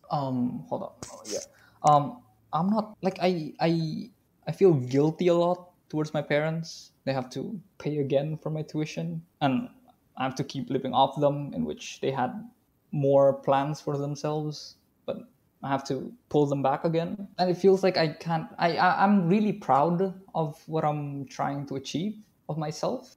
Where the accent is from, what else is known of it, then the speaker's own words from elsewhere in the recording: Indonesia; I am from Indonesia